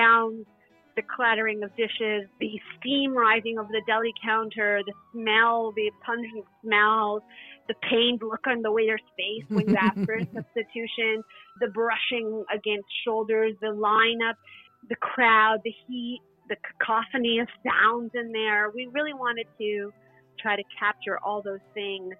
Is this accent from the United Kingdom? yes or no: no; Canada; moved away; also born or lived in New York; I grew up in Canada, and I grew up with stories of these Romanian ancestors that I had